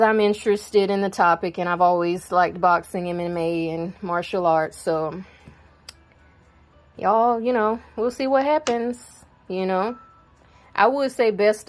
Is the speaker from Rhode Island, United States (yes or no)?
no; South Carolina, United States; I'm from South Carolina. That's where I live